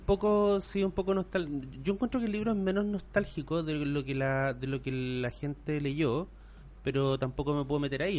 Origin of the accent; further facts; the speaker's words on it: Temuco, Araucanía, Chile; also born or lived in Puerto Saavedra; yo me fui de Temuco a un pueblo chico, que es Puerto Saavedra